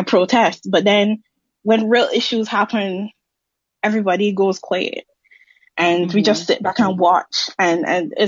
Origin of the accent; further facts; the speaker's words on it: Barbados; as a Barbadian, I'm from the Caribbean